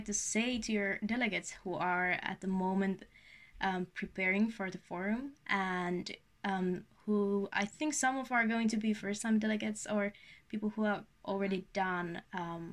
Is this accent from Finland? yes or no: yes; Finland; I'm the media team member from Finland